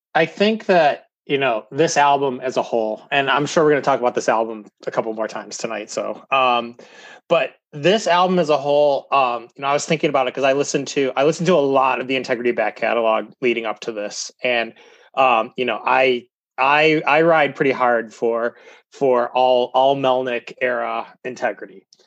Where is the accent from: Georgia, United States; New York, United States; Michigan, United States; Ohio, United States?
Ohio, United States; Cleveland; I'm Clevo. I'm from Cleveland.